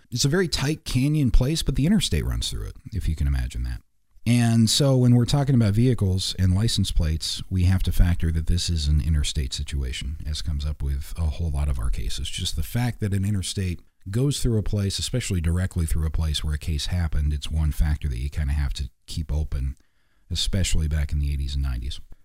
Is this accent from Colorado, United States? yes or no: yes; Black Hawk, Colorado, United States; moved away; I grew up in Blackhawk and nearby, if you're familiar with the area, Idaho Springs